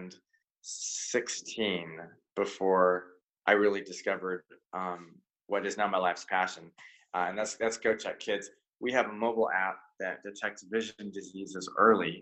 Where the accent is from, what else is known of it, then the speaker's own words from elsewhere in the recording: Silicon Valley, California, United States; born and raised in Silicon Valley